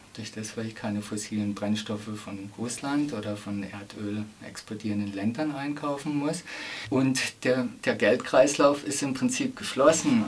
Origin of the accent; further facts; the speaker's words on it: Emmendingen, Baden-Württemberg, Germany; meine Heimatstadt Emmendingen